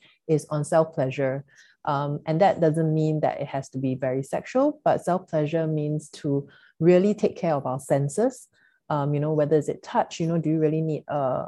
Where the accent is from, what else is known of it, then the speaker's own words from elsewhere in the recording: Singapore; growing up in Singapore, you know, like Chinese family